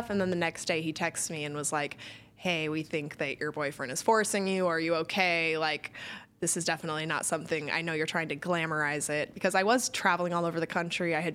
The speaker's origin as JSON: {"language": "English", "town": "Cottonwood", "region": "Arizona", "country": "United States", "tie": "born or raised there", "said": "uh, Cottonwood, Arizona. It's like near Sedona, Arizona."}